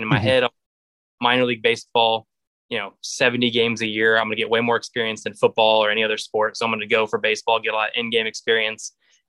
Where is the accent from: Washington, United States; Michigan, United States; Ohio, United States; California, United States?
Ohio, United States; Dayton; But I also grew up in Dayton, Ohio, so which is the hour outside.